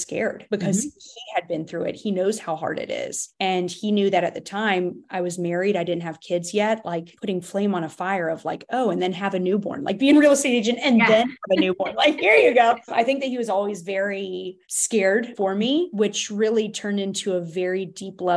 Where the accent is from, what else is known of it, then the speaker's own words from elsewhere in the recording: Baltimore, Maryland, United States; moved away as an adult; now in Raleigh, United States; I was new to Raleigh, and I was born and raised in Baltimore, Maryland.